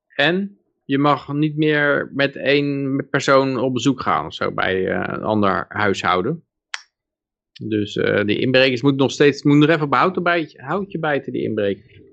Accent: Netherlands

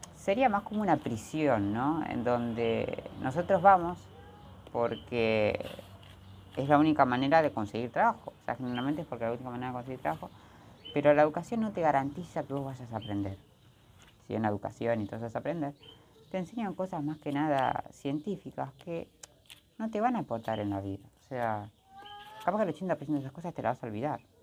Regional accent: Argentina; soy de Argentina.

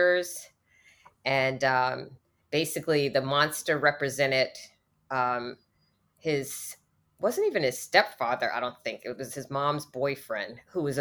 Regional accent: East Coast, United States; also born or lived in Washington, D.C.; I used to live in Washington, D.C. I'm from the East Coast

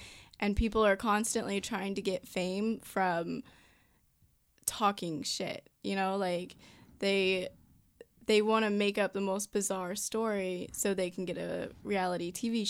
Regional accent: Virginia, United States; moved away as an adult; now in Los Angeles, United States; I'm from Virginia.

